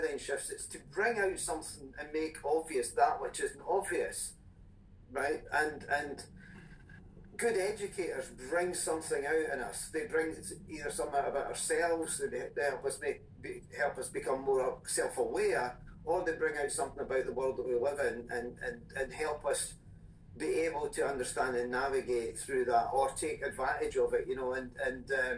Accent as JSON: {"language": "English", "region": "Scotland", "country": "United Kingdom", "tie": "born or raised there", "said": "I was born in Scotland"}